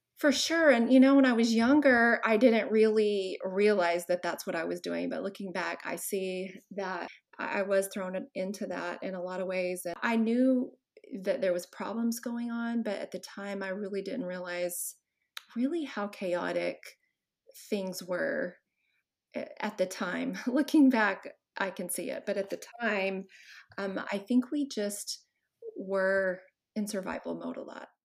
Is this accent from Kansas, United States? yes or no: no; Texas, United States; I grew up in Texas and I'm the oldest of five kids